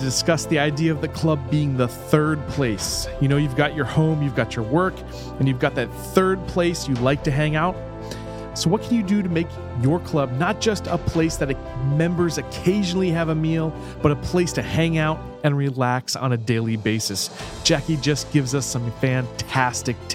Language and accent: English; Florida, United States; my home state, I'm proud to say, Florida